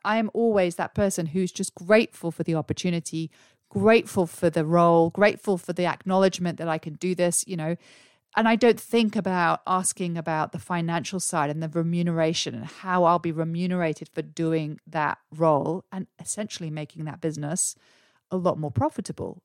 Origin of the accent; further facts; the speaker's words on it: England, United Kingdom; now in Australia; I'm English, but I live here in Australia.